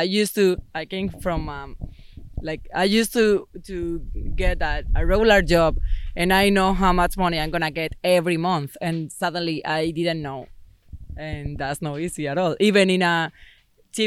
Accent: Madrid, Community of Madrid, Spain; English is a second language; moved away as an adult; also born or lived in Punta Cana, Dominican Republic; I'm from Madrid. So the closest beach is like 4 hours

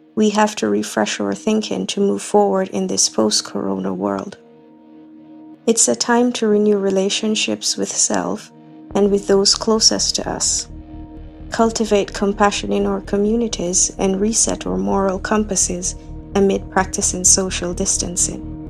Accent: Kingston, Jamaica; I'm from Kingston, Jamaica

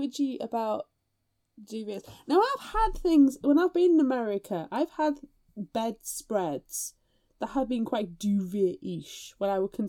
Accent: United Kingdom

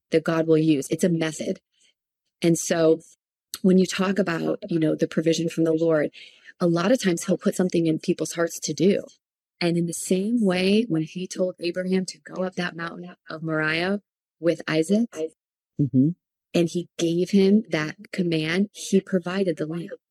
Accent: Palm Beach area, South Florida, United States; moved away as an adult; now in Redding, United States; we are from South Florida, from like the Palm Beach area

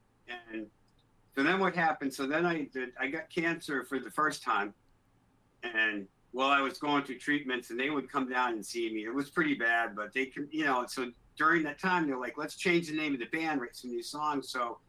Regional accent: Newport, Rhode Island, United States; also born or lived in Middletown, United States; Newport when I was little, then I lived out in Middletown, which is kind of like the next town over. It's an island. It's like a little island with three towns on it.

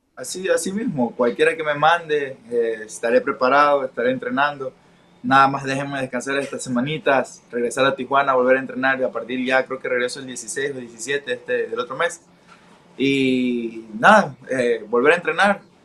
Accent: Pasaje, El Oro, Ecuador; el centro de la ciudad, de donde nací

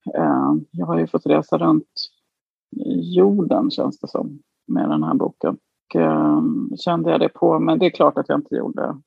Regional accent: Djursholm, Stockholm County, Sweden; also born or lived in Florence, Italy; now in Belgium; Jag kom ju från Djursholm.

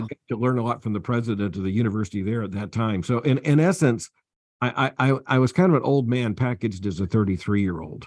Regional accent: Florida, United States; moved away; also born or lived in Atlanta, Georgia; down in Florida, uh, uh, which is my home state

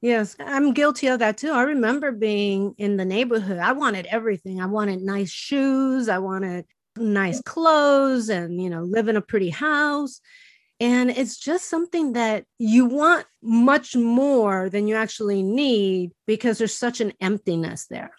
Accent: Chicago, Illinois, United States; English is a second language; I was born and raised in Chicago

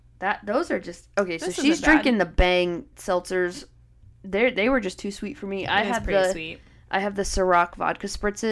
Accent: Connecticut, United States; So as we all know, I'm from Connecticut.

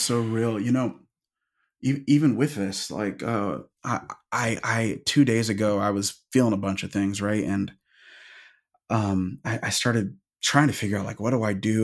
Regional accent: Seattle, Washington, United States; I'm from the Pacific Northwest, I'm from Seattle

